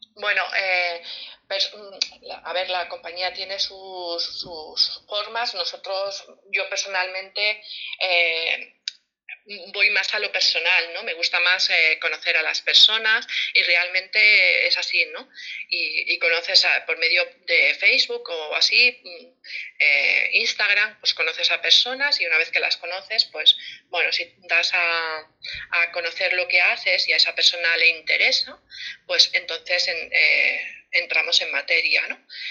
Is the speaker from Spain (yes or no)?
yes; Barcelona, Catalonia, Spain; now in Las Palmas de Gran Canaria, Spain; soy de Barcelona, aunque vivo en Las Palmas de Gran Canaria